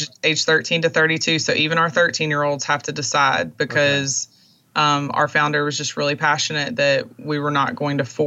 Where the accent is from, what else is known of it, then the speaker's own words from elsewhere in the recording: Monroe, Louisiana, United States; moved away; my hometown in Monroe, Louisiana